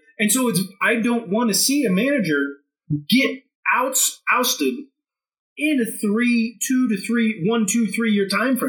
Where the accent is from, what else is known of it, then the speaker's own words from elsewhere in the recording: United States; as an American